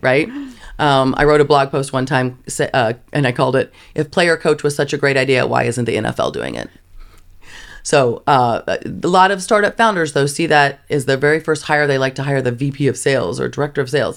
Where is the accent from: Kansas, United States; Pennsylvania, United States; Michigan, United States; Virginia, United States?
Kansas, United States; I grew up in Kansas